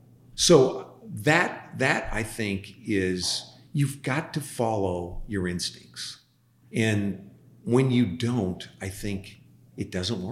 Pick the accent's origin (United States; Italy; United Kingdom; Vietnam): United States; Midwest; you come from the Northeast. I come from the Midwest.